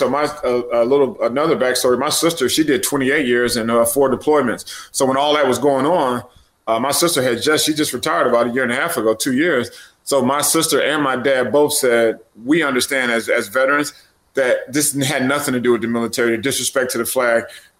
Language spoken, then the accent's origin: English; Alabama, United States; also born or lived in Frankfurt, Germany / El Paso, Texas / Fort Knox, Kentucky; I was born in Frankfurt, lived there for 2 years. Moved to El Paso, Texas for 3, back to Germany for 3, Fort Knox, Kentucky for 3, back to Germany, and then finally got my dad got stationed at Fort Worker, Alabama